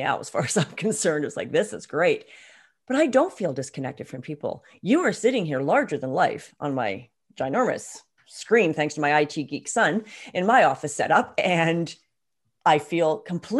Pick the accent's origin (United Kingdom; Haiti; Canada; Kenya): Canada; I speak the Queen's English because we're Canadian